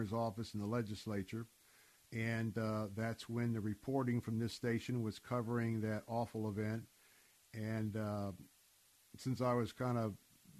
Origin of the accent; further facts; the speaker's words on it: Tampa, Florida, United States; I am a native of Tampa, Florida. I was born and raised here in Florida.